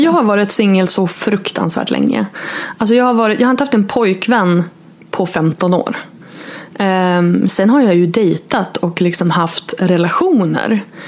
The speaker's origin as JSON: {"language": "Swedish", "town": "Örnsköldsvik", "region": "Västernorrland County", "country": "Sweden", "tie": "born or raised there", "also_born_or_lived": "Borås / Stockholm / New York", "moved": "as an adult", "lives_now": "Örnsköldsvik, Sweden", "said": "bott borta från min hemstad då, Örnsköldsvik, i 17 år"}